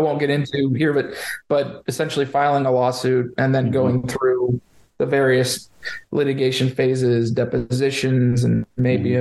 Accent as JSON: {"language": "English", "town": "Lakewood Ranch", "region": "Florida", "country": "United States", "tie": "born or raised there", "also_born_or_lived": "Denver, Colorado", "said": "I'm a Florida native. I was born and raised in Sarasota, Lakewood Ranch"}